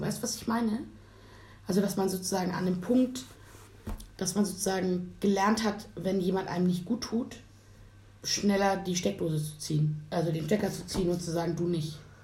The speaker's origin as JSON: {"language": "German", "region": "Hamburg", "country": "Germany", "tie": "born or raised there", "said": "wir haben nicht mitten in Hamburg gewohnt, sondern sozusagen am Stadtrand"}